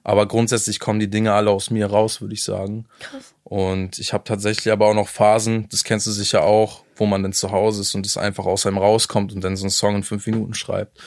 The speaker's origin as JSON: {"language": "German", "region": "Hamburg", "country": "Germany", "said": "ich komme aus Hamburg"}